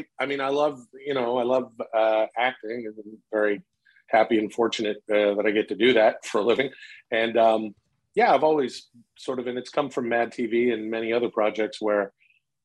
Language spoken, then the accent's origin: English; Canada; now in United States; I grew up in Canada